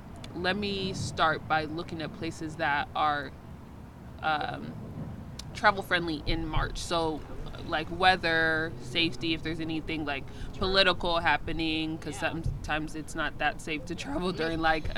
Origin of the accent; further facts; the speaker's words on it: Kinshasa, DR Congo; born there; I was born in Kinshasa in the Democratic Republic of Congo.